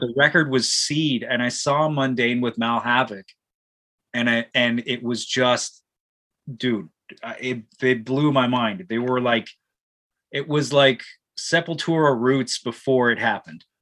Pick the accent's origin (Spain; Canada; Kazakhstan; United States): Canada; Ajax, Ontario; growing up in Ajax in the metal scene